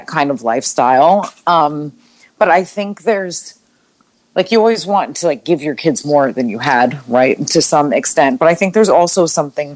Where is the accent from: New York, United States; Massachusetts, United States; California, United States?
New York, United States; Long Island; I grew up on Long Island